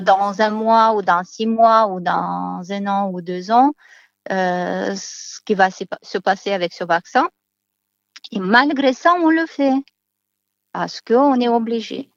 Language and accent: French; Moldova; moved away as an adult; now in France; Je viens de Moldavie